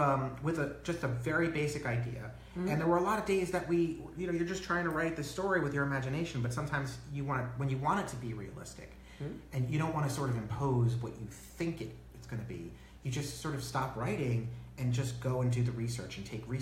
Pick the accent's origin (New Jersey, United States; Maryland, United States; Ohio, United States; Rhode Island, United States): New Jersey, United States; northern; also born or lived in New York City; now in Los Angeles, United States; I was born in New York City and then kind of grew up in the suburbs of, like, northern New Jersey